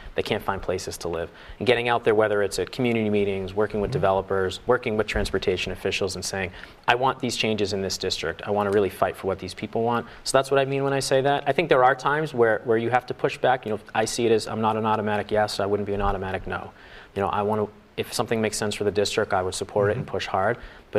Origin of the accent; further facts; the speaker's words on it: West Roxbury, Massachusetts, United States; now in Roslindale, United States; I am. So I grew up in West Roxbury.